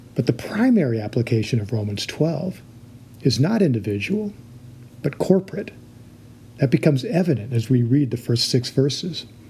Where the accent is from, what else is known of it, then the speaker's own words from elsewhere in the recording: United States; we as American Christians